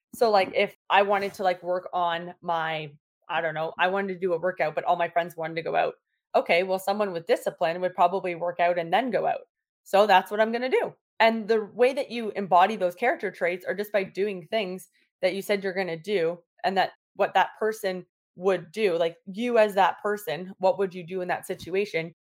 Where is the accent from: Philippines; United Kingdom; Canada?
Canada; Toronto, Ontario; now in Sarnia, Canada; I'm from Toronto